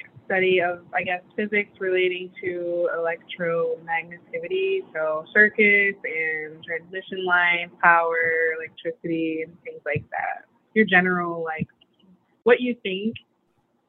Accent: right outside of Detroit, Michigan, United States; now in Portland, United States; I'm from Michigan, right outside of Detroit

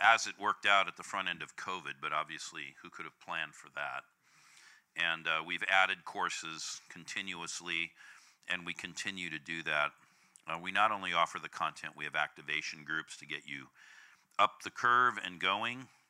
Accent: California, United States; I'm from California

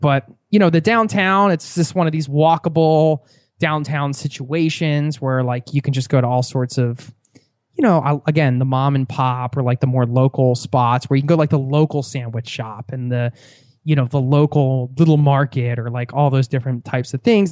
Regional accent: Pennsylvania, United States; we're both from Pennsylvania

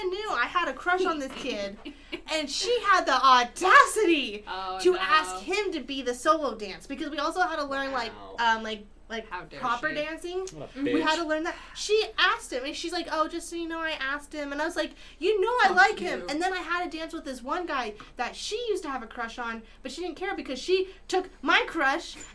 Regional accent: Utah, United States; born or raised there

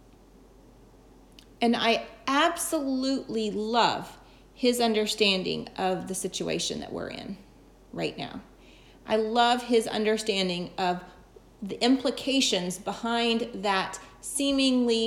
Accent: the South, United States; I'm from the South

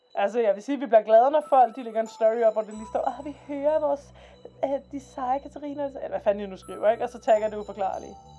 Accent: Denmark

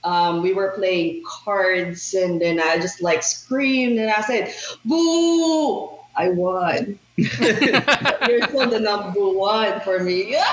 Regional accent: Manila, Metro Manila, Philippines; moved away as an adult; now in Arkansas, United States; I was raised in Manila, which is like really populated.

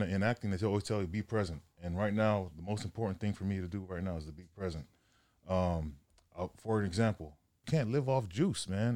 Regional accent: Sacramento, California, United States; moved away as an adult; also born or lived in Los Angeles; I'm from Sac, um, up north, six hours north from L A. um, played high school ball up there, Grant High School

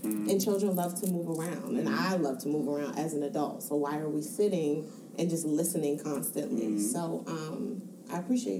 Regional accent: Baltimore, Maryland, United States; I'm from Baltimore, Maryland

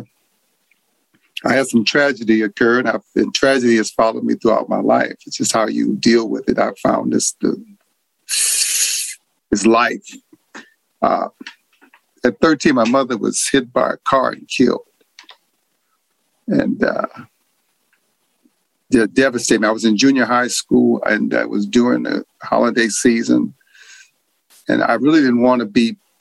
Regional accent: California, United States; also born or lived in New Orleans, Louisiana; I was born in New Orleans, but we came to California when I was 7

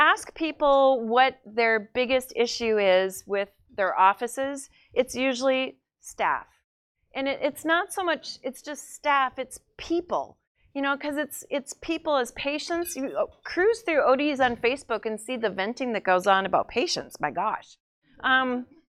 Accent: North Dakota, United States; I'm from North Dakota

